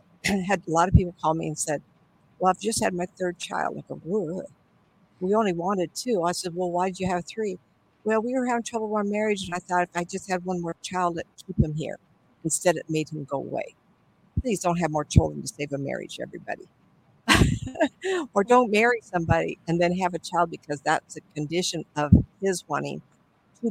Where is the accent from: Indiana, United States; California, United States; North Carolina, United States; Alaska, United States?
California, United States; Hollywood; My sister and I were born and raised in Hollywood by the beach